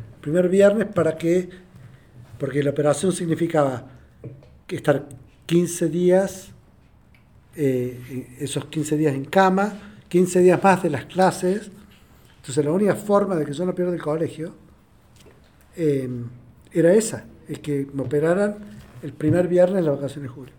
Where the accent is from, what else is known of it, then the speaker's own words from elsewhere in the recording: Argentina; yo soy de Argentina